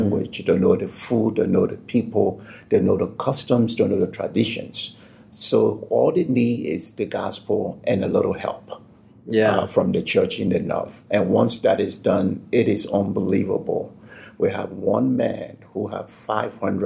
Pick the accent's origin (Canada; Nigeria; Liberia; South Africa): Liberia; also born or lived in Denver, United States; now in Afton, Virginia, United States; I'm from Liberia